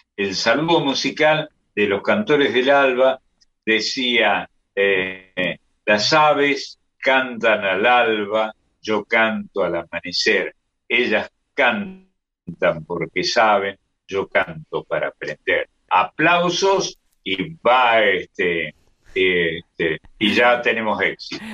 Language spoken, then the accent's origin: Spanish; Córdoba, Argentina; nosotros tenemos los cordobeses unos ríos que son un remedo de ríos